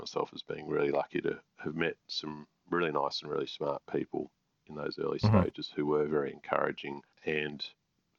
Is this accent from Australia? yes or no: yes; Canberra, Australian Capital Territory, Australia; my hometown in Canberra